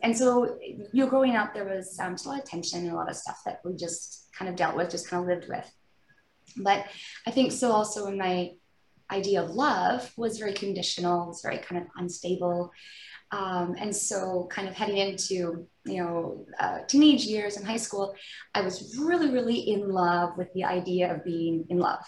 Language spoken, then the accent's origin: English; outside Vancouver, British Columbia, Canada; I grew up in British Columbia, kind of just outside of Vancouver